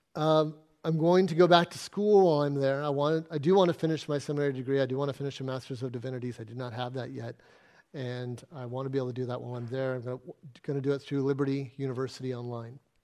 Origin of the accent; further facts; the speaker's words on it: Arizona, United States; moved away as an adult; now in Exmouth, Australia; I grew up in Arizona in the middle of a desert